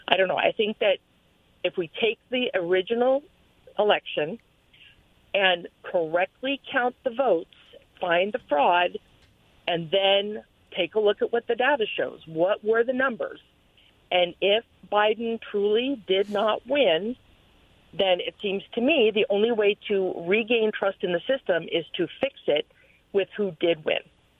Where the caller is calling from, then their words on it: Pasco, Washington, United States; from Pasco.